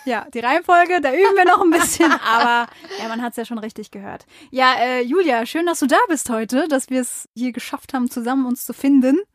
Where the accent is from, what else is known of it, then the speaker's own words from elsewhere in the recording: Mainz, Rhineland-Palatinate, Germany; also born or lived in Wiesbaden; bin da mhm. geboren, hier geboren, ich wohne hier, bin dort aufgewachsen, meine ganze Jugend hat da irgendwie stattgefunden